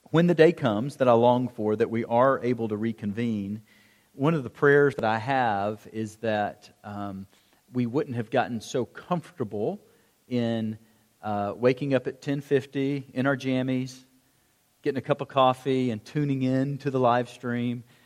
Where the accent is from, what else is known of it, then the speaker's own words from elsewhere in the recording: United States; as an American Christian, and that's the only one that I, that's the only culture that I know well